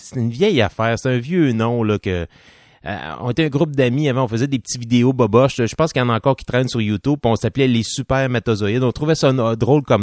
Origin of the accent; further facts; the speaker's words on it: Quebec, Canada; Moi, je suis un Canadien québécois. Un Français, Canadien français.